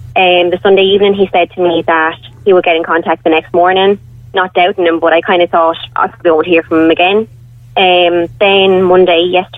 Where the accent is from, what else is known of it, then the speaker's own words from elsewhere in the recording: Wexford, Leinster, Ireland; I'm from Wexford myself